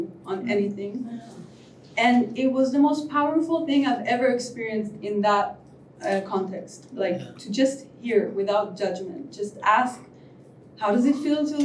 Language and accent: English; Israel; I'm from Israel